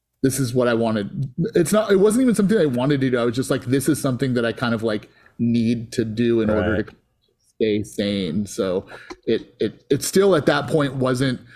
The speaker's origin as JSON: {"language": "English", "town": "Antioch", "region": "California", "country": "United States", "tie": "born or raised there", "said": "I grew up in Antioch, California"}